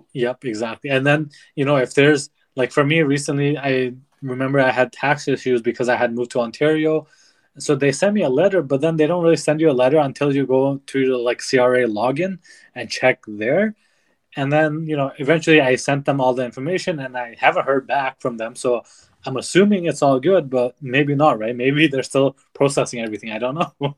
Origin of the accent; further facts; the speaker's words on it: Nepal; growing up in Nepal, where art isn't really looked upon